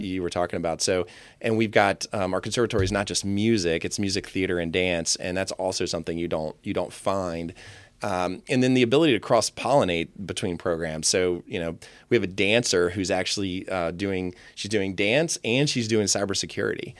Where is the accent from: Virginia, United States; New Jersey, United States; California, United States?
Virginia, United States; Tom's Brook; born or raised there; also born or lived in Fairfax, Virginia / Vienna, Virginia